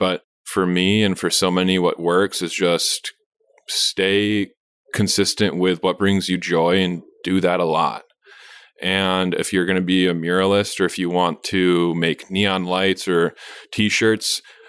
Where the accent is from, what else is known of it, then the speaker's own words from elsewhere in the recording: San Francisco, California, United States; born there; I was born in San Francisco and I was just like a city baby and my parents are from a big city in Romania.